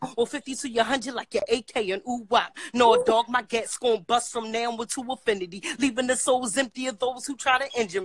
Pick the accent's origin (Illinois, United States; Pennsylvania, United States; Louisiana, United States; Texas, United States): Pennsylvania, United States; Philadelphia; I'm from North Philly